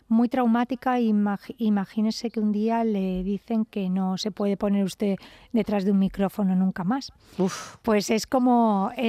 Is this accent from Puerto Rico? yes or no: no; Almería, Andalusia, Spain; yo soy andaluza por los cuatro estados. o sea, yo soy hija de funcionarios